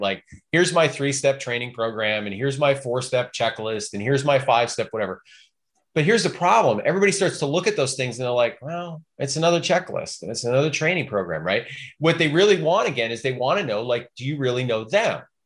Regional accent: Chicago, Illinois, United States; now in Portland, United States; I grew up in Chicago

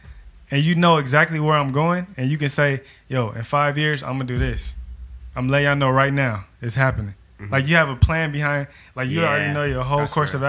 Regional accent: Bakersfield, California, United States; I would never get on and tell anybody I'm from LA. Like I'm from Bakersfield.

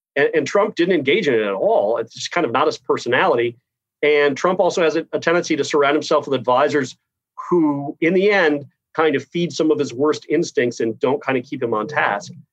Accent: Key West, Florida, United States; I grew up in Key West, of all places

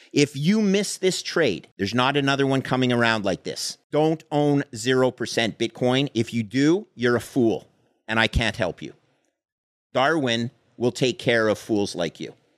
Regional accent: Canada; I came, I come from Canada.

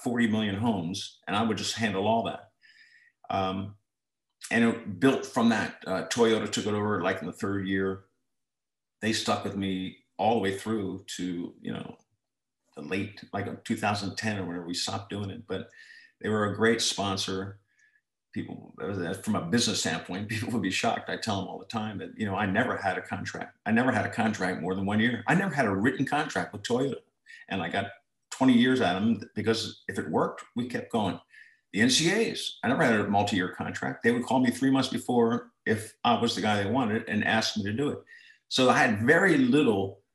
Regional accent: Towson, Maryland, United States; I was from Towson High School

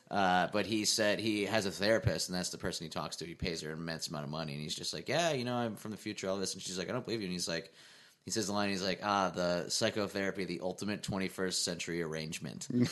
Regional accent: Scranton, Pennsylvania, United States; moved away; I grew up in Scranton, Pennsylvania.

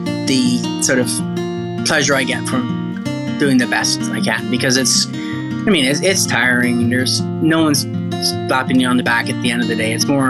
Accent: Ontario, Canada; And I was, you know, a kid growing up in Ontario.

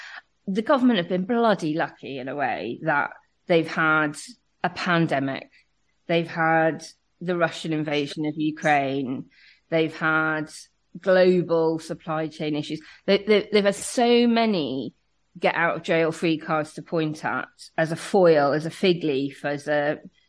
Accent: Belfast, Northern Ireland, United Kingdom; accent: Belfast; I mean, I grew up in Northern Ireland. I know I don't sound like it.

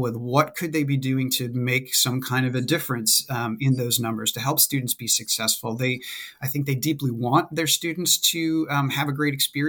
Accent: Maine, United States; moved away as an adult; also born or lived in West Virginia; I'm originally from Maine, and I wanted to go away to college somewhere

